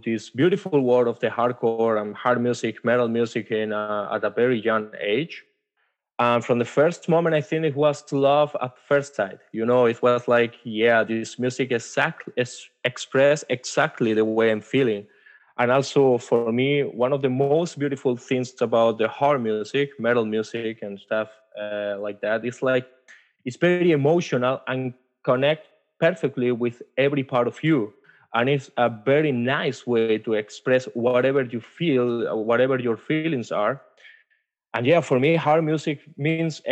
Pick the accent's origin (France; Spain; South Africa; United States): Spain; moved away as an adult; now in Germany; I am from Spain, but I'm currently living in Germany for almost 4 years now.